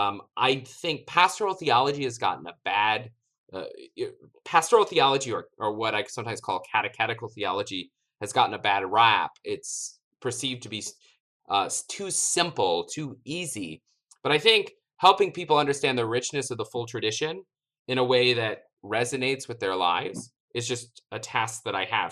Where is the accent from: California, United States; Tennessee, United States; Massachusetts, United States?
Tennessee, United States; East; moved away as an adult; also born or lived in Notre Dame, Indiana; I grew up in East Tennessee, and there were very few Catholic schools in East Tennessee